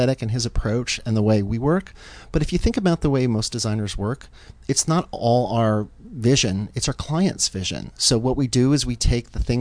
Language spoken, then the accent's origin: English; Baltimore, Maryland, United States; I'm from Baltimore, Maryland